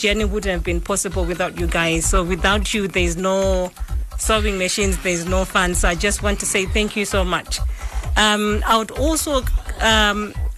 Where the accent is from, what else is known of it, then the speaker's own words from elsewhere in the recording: Mashonaland East, Zimbabwe; moved away; I was born and bred in Zimbabwe